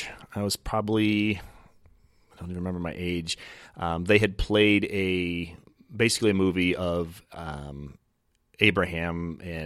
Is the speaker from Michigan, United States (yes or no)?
yes; Michigan, United States; now in Oregon, United States; I grew up in Michigan.